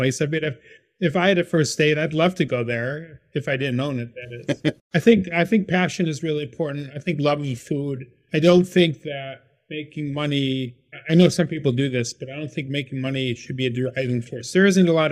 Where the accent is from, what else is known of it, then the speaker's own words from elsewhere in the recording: Syracuse, New York, United States; now in Baltimore, United States; I was born and raised in Syracuse, New York